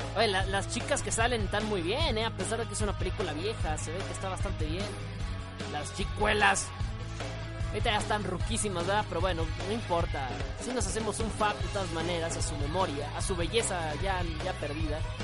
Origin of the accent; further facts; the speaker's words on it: northern Mexico, Mexico; now in Mexico City, Mexico; soy de soy de soy del norte de México, pero radico actualmente